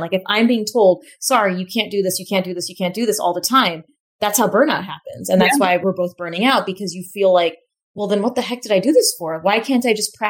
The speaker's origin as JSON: {"language": "English", "region": "California", "country": "United States", "tie": "born or raised there", "said": "I grew up in America, I grew up in California"}